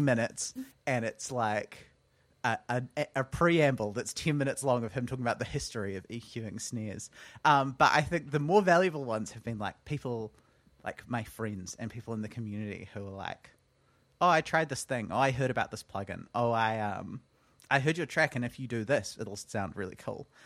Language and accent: English; Auckland, New Zealand; also born or lived in Wellington; I grew up on the North Shore, and then as quickly as I could, I moved out of the North Shore and into town